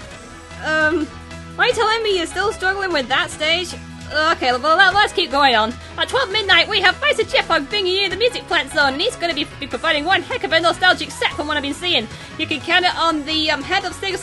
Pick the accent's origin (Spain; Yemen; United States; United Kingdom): United Kingdom; near the Scottish border, the north of England; I'm not from Scotland, but I'm not too far from the border